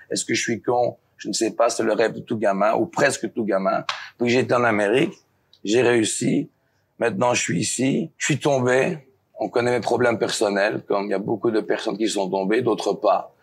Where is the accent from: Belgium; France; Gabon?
Belgium; je suis de la Belgique, je viens de la ferme